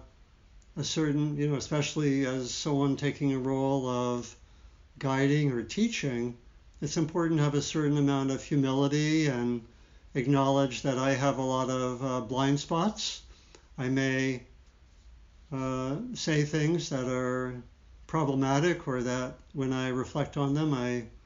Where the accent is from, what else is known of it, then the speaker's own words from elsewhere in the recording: D.C., Maryland, United States; I grew up in Maryland, outside of Washington, D.C.